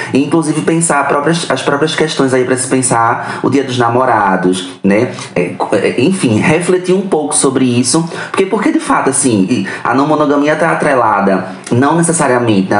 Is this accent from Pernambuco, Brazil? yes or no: yes; Recife, Pernambuco, Brazil; sou de Recife, ali em Pernambuco.